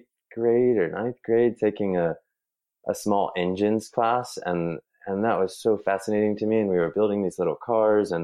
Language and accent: English; Raleigh, North Carolina, United States; also born or lived in Trenton, New Jersey; We moved to North Carolina when I was maybe a year old. So I've really spent all of my time in Raleigh and suburbs of Raleigh when I was growing up